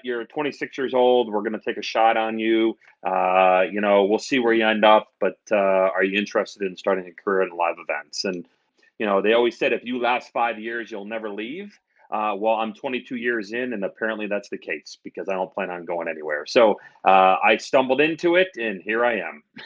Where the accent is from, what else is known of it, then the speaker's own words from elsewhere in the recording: outside of Albany, New York, United States; moved away as an adult; also born or lived in Ohio / Nashville, Tennessee; now in Chicago, United States; I'm actually from New York, uh, outside of Albany, where my parents still live.